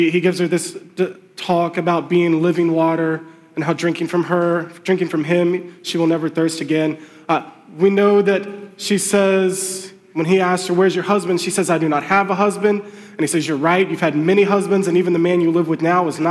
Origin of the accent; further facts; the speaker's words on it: Lexington, Kentucky, United States; moved away as an adult; also born or lived in Gainesville, Florida / Louisville, Kentucky; now in Charlestown, United States; We're originally from Lexington, Kentucky. I grew up there, went to the University of Kentucky.